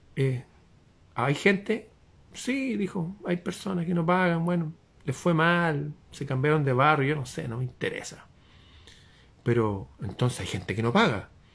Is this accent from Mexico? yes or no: no; Chile